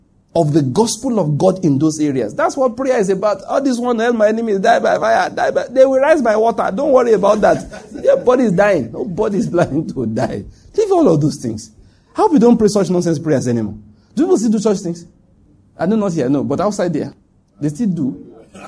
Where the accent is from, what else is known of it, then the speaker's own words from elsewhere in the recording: Ondo, Nigeria; moved away; also born or lived in Lagos; I'm from Ondo State